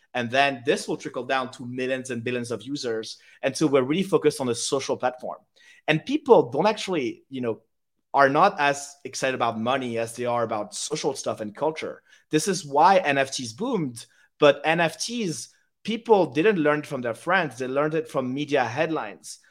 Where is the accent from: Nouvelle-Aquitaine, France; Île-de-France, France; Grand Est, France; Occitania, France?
Île-de-France, France; Paris; English is a second language; moved away as an adult; also born or lived in United Kingdom; I grew up in Paris from zero to 18. And at 18, I studied in the UK. So now I'm bilingual and I speak English.